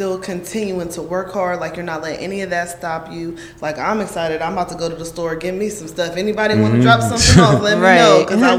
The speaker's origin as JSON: {"language": "English", "country": "United States", "tie": "born or raised there", "said": "Yeah, I grew up out west. I'm from the Hilltop."}